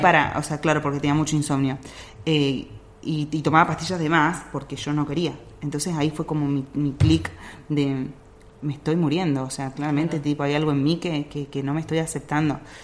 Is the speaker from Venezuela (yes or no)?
no; Salta, Argentina; moved away; yo soy de Salta